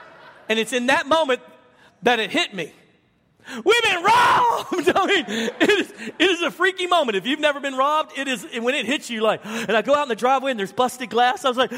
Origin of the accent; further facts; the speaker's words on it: Baton Rouge, Louisiana, United States; also born or lived in Dallas; now in Arlington, United States; So I moved from Louisiana to Dallas almost 20 years ago, and to Arlington, Texas. And we came from Baton Rouge, Louisiana, which was the third most violent city per capita in the United States.